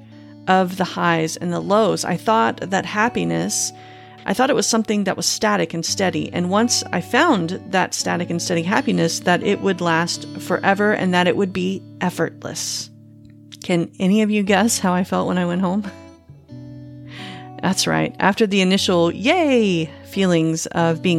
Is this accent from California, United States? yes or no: no; Panama City, Florida, United States; moved away as an adult; also born or lived in Phoenix, Arizona; my hometown of Panama City, Florida